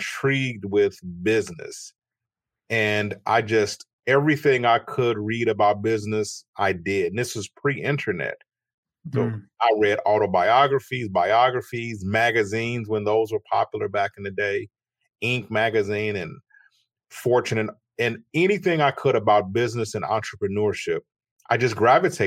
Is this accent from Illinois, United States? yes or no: yes; Chicago, Illinois, United States; I was born in Chicago in the United States, and I grew up to a modest family